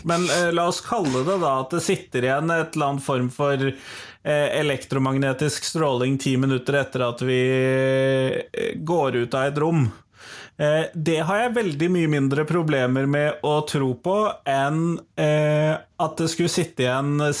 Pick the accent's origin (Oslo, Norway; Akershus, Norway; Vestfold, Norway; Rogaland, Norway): Akershus, Norway; Drøbak; jo fra Drøbak